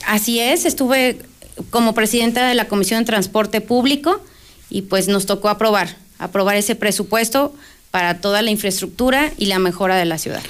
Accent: Aguascalientes, Mexico; somos de Aguascalientes

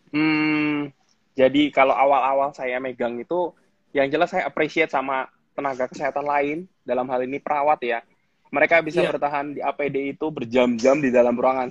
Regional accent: Jakarta, Indonesia; moved away as an adult; also born or lived in Solo; now in Semarang, Indonesia; saya dari Jakarta dulu waktu SMA saya di Jakarta. Jadi dari kecil sampai SMA itu saya di Jakarta

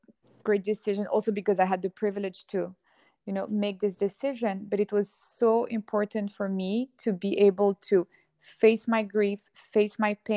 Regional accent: Geneva, Switzerland; moved away as an adult; also born or lived in Hong Kong / London / Sao Paulo / Lebanon; now in New York, United States; I am Lebanese. I was born in Hong Kong. And then I grew up in Geneva, where I had all my school and college education.

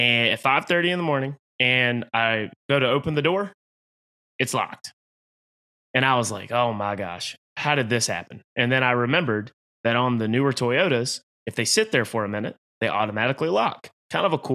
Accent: Halifax County, North Carolina, United States; now in Raleigh, United States; I'm not the most redneck person out there, but I am from Halifax County, North Carolina

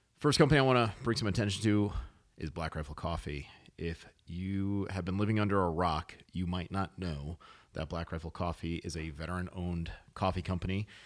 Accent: New England, United States; I was born in New England

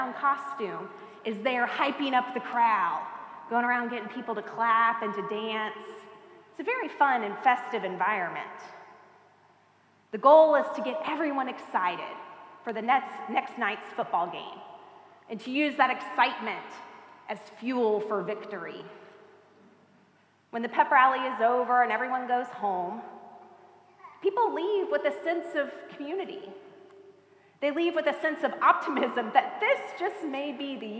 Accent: Auburndale, Florida, United States; I grew up in Auburndale, a small town between here and Tampa

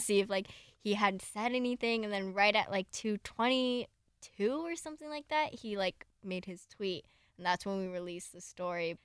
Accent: Southern California, United States; I grew up in SoCal

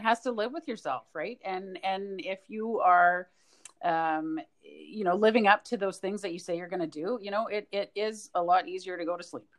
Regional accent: Edmonton, Alberta, Canada; moved away; I grew up in Edmonton

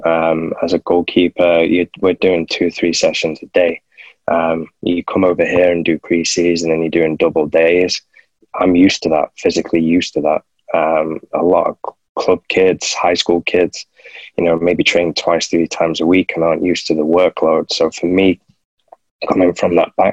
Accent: Manchester, North West England, United Kingdom; moved away as an adult; also born or lived in San Antonio, Texas; I'm coming from Manchester where it's raining most of the time, and I've gone to San Antonio

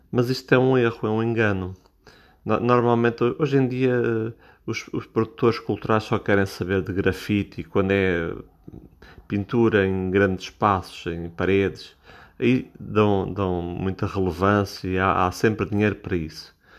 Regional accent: Portugal; eu sou português, eu falo em português

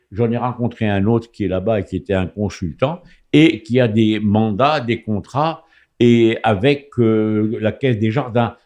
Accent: Rabat, Rabat-Salé-Kénitra, Morocco; first language French; moved away; Rabat, la capitale qui est ma ville natale

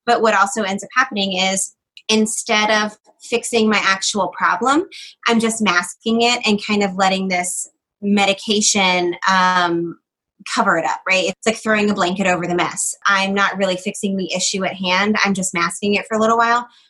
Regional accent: Georgia, United States; I'm from Georgia

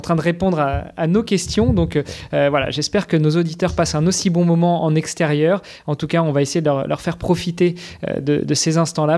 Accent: Luxembourg; chez nous à Luxembourg.

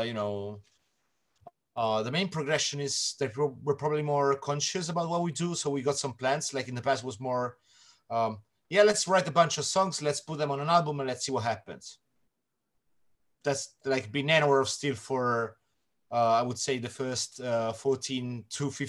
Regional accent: Italy; I'm Italian

